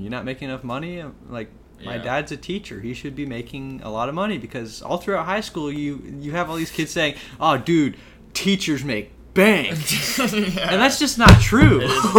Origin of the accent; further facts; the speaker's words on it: Worthington, Ohio, United States; I was raised middle class. So I always thought my parents were doing really well. I grew up in Worthington, Ohio.